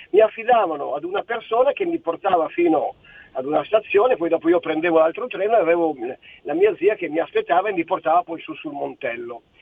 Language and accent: Italian; Milan, Lombardy, Italy; born there; now in Friuli Venezia Giulia, Italy; Allora, io sono nato a Milano, ma come ben sai io adesso lavoro e vivo e sono un pensionato in Friuli Venezia Giulia perché ho 69 anni.